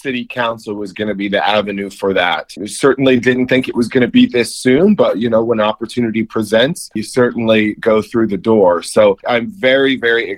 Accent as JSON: {"language": "English", "town": "Kansas City", "region": "Missouri", "country": "United States", "tie": "born or raised there", "said": "growing up in Kansas City"}